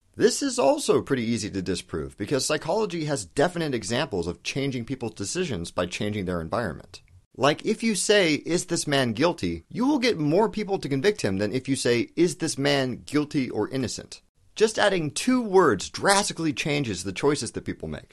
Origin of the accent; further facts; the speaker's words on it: United States; I'm American